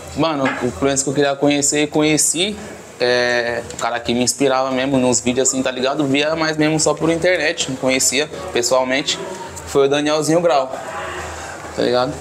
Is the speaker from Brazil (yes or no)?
yes; Osasco, São Paulo, Brazil; Isso aqui é onde eu nasci, mano. Nascido e criado aqui